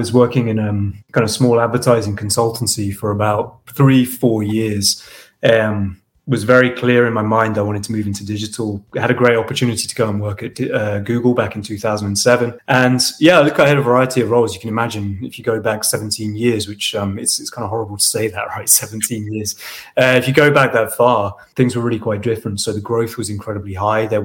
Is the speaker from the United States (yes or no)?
no; Portsmouth, South East England, United Kingdom; moved away as an adult; UK in a town called Portsmouth, which is a Navy town. Uh, went to school there till I was 18